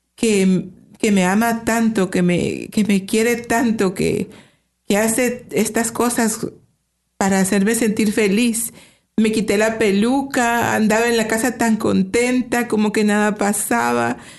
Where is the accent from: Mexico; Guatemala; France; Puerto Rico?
Guatemala; moved away as an adult; also born or lived in Chicago, United States; now in Toronto, Canada; somos de Guatemala. Los dos somos de Guatemala. Tenemos 31 años ah, de vivir en Canadá